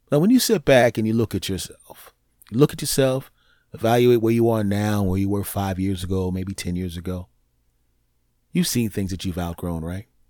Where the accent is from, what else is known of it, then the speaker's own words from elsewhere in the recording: Philadelphia, Pennsylvania, United States; moved away; My hometown down there in Philly